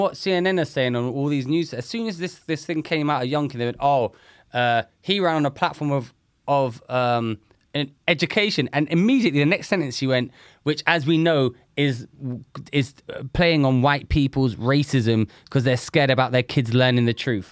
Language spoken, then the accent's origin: English; London, United Kingdom; I grew up in London